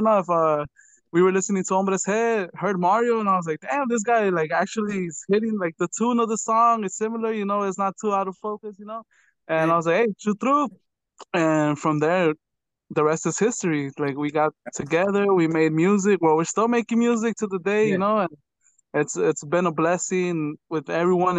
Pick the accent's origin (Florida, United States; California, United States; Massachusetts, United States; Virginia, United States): California, United States; Los Angeles; Born and raised in Los Angeles.